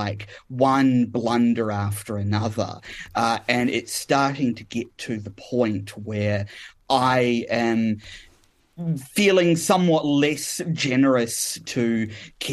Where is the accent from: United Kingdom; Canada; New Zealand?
New Zealand; Kapiti Coast, Wellington; now in Perth, Australia; as a very young age growing up on the Kapiti Coast